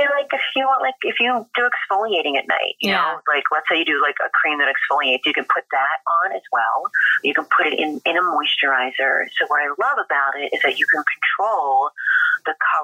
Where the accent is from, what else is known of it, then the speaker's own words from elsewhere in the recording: Philadelphia, Pennsylvania, United States; also born or lived in New York City; now in Los Angeles, United States; I'm from Philly